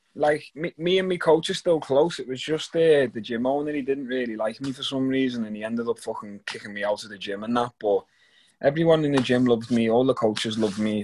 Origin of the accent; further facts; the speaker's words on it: Liverpool, North West England, United Kingdom; moved away; go back to Liverpool and fight in my hometown.